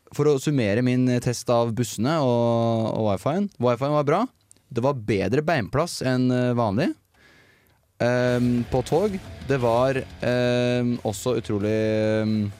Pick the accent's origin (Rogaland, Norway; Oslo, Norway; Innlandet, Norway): Innlandet, Norway; Toten; moved away as an adult; now in Trondheim, Norway; jeg bor jo, eh, som, eller kommer fra, som mange ikke hører på dialekta mi, fra Toten.